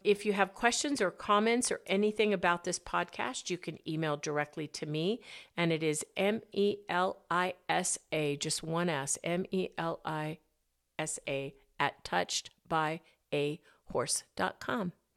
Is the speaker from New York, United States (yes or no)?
no; Arizona, United States; moved away; also born or lived in Colorado; I grew up in Arizona